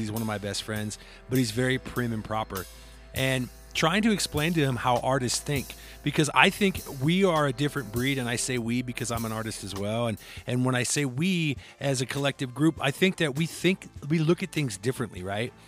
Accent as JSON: {"language": "English", "region": "Iowa", "country": "United States", "said": "I'm from Iowa"}